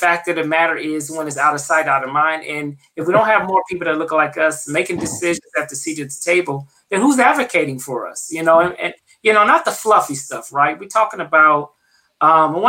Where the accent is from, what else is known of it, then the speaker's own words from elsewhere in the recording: Flint, Michigan, United States; now in Tucson, United States; I come from the Midwest. I'm from Flint, Michigan.